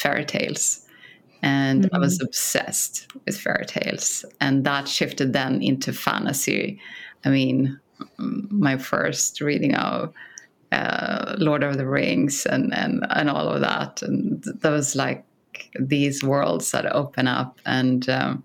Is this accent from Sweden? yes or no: yes; Sweden; English is a second language; moved away as an adult; now in San Francisco, United States; when I came to San Francisco from Sweden